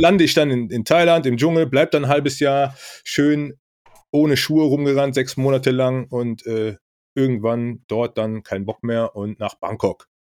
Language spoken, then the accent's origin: German; Rhineland, Germany; ich komme aus dem Rheinland